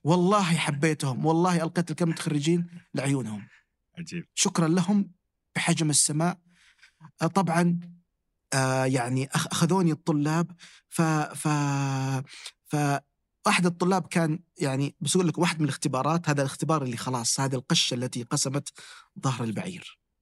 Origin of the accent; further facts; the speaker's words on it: Damad, Jazan Province, Saudi Arabia; مسقط رأسي في محافظة اسمها ضمد